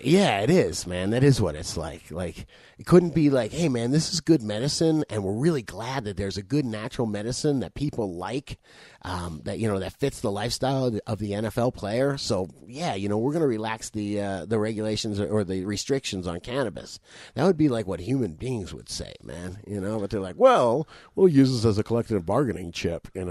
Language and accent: English; South Florida, United States; I'm fucking from South Florida.